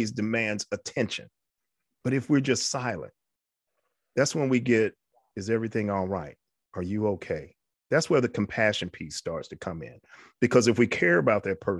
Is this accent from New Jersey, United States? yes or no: no; New York, United States; I was raised in New York. I had a wonderful, wonderful childhood.